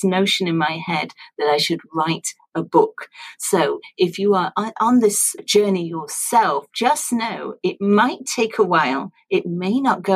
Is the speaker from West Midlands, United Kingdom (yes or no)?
no; Sheffield, Yorkshire and the Humber, United Kingdom; Sheffield in Yorkshire, which is my hometown